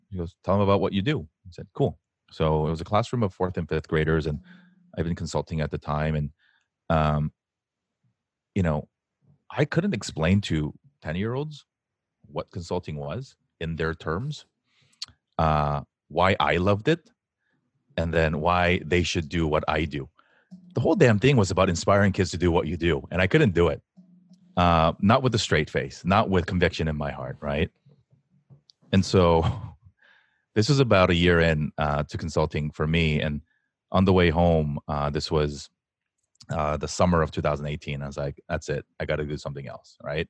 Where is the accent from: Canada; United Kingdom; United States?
United States; we, especially as Asian American men, are raised with a double whammy of expectations